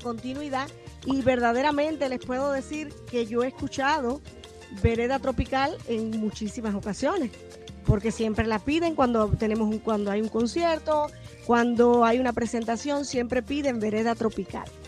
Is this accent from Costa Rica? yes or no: no; Banes, Holguín, Cuba; now in Miami, United States; yo soy del municipio Banes y muchos años ya acá, pero soy del municipio Banes de la provincia de Holguín.